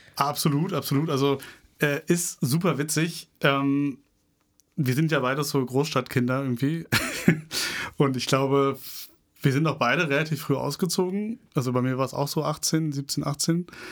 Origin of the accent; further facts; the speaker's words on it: Berlin, Germany; Ich sehe mich schon als Berliner